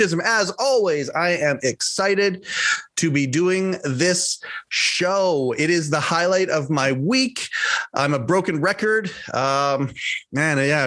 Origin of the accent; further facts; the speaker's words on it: Canada; I'm Canadian